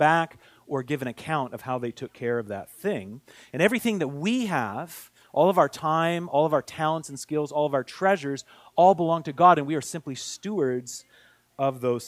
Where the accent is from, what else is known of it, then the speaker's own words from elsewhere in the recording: Oregon, United States; moved away as an adult; now in Montreal, Canada; I'm not from Montreal. I'm from Oregon, but I did marry a Montrealer